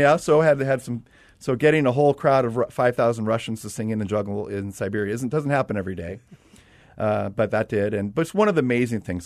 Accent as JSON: {"language": "English", "town": "Los Angeles", "region": "California", "country": "United States", "tie": "born or raised there", "moved": "as an adult", "said": "I'm from Los Angeles"}